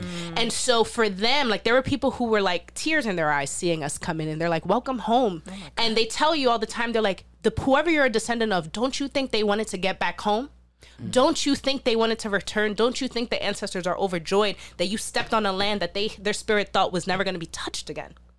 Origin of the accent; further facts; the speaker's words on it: New York City, New York, United States; I'm from the South Bronx too. I'm from Soundview